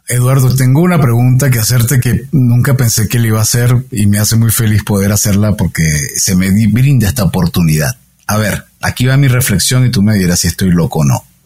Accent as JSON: {"language": "Spanish", "country": "Venezuela", "said": "como buen venezolano, donde de donde vengo, lo que más se practica es el béisbol"}